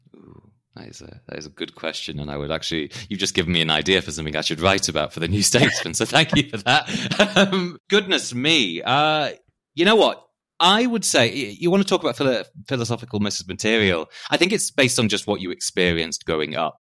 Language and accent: English; Harrogate, Yorkshire and the Humber, United Kingdom; accent: posh; moved away; I'm from Harrogate in Yorkshire, hence the posh voice, though I am quite proudly Northern.